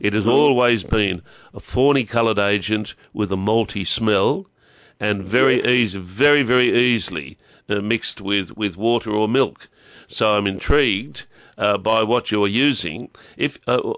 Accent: Newcastle, New South Wales, Australia; moved away as an adult; also born or lived in Sydney, Australia; I came back home from Maroonga in the 80s. And the moment I arrived back home here, it was almost as if I'd never left

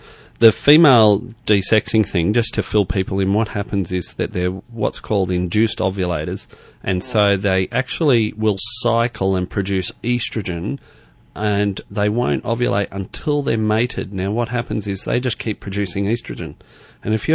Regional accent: Queensland, Australia; moved away as an adult; I grew up in Queensland and went to university in Queensland

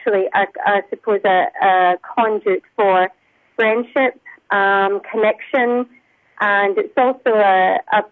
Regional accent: Scotland, United Kingdom; moved away as an adult; now in Australia; I'm Scottish. I've lived in Australia for almost 32 years.

